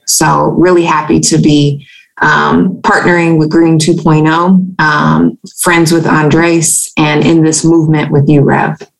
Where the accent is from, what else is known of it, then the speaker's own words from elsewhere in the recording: Louisiana, United States; I'm a native Louisianan. Um, I'm a fiance. I'm a mama. Um, I'm a daughter, a student, a leader, um, and a climate scientist, strategist, and advocate. Uh, growing up in Louisiana